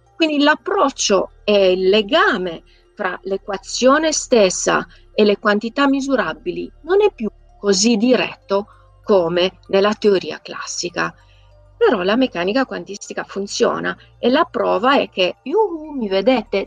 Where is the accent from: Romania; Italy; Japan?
Romania; Transylvania; moved away; Io sono nata e cresciuta in Transilvania, vicina al castello di Dracula